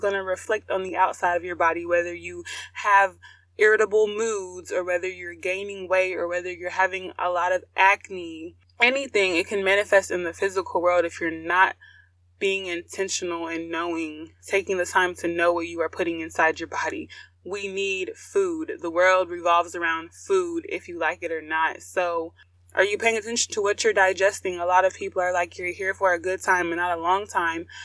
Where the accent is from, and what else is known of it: United States